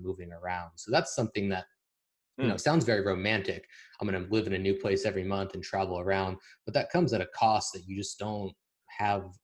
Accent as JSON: {"language": "English", "country": "United States", "moved": "as an adult", "lives_now": "Eastern Europe", "said": "we're American"}